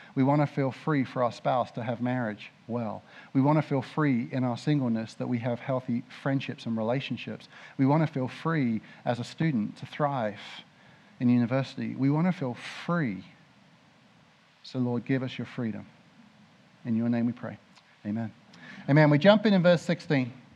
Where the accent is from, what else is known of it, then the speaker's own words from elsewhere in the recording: Mildenhall, East of England, United Kingdom; moved away; I grew up in Mildenhall, right next to RAF Mildenhall.